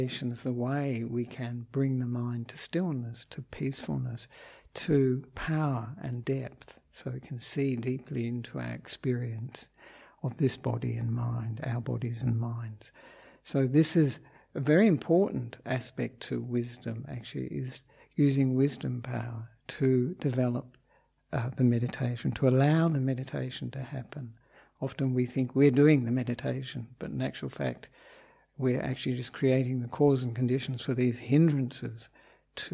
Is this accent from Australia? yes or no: yes; Australia; moved away as an adult; also born or lived in Victoria, Australia / Western Australia; now in Sri Lanka; I am an Australian monk